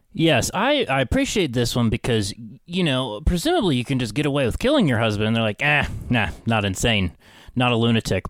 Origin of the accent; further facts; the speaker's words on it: Parkersburg, West Virginia, United States; moved away; Parkersburg, West Virginia. Uh, my hometown